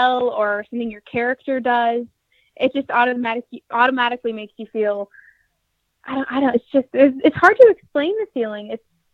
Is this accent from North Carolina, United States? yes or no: yes; North Carolina, United States; I'm from North Carolina, and that's where I'm living right now.